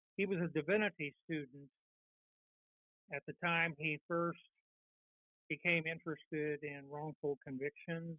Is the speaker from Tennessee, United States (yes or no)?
no; Northern Ohio, United States; I grew up in Northern Ohio, and when I was a little boy